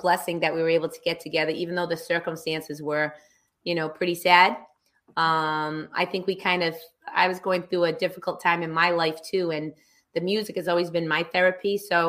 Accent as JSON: {"language": "English", "town": "Dartmouth", "region": "Massachusetts", "country": "United States", "said": "I was a Dartmouth High girl"}